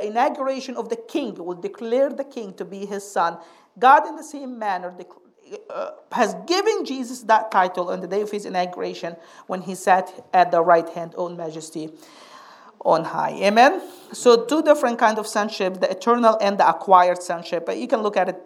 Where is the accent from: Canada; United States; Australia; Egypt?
Egypt; moved away; I grew up in Egypt, we have some good preachers in Egypt